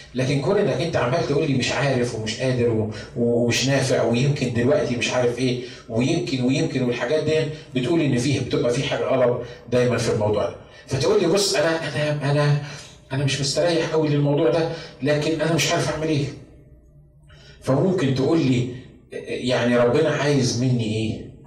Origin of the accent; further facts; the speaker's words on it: Egypt; moved away; احنا عندنا في مصر